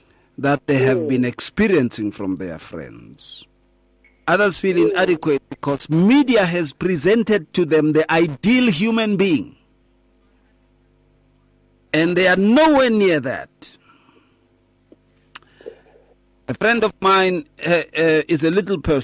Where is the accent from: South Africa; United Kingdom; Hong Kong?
South Africa; Atteridgeville, Gauteng; When I was growing up in Atrichville, in the streets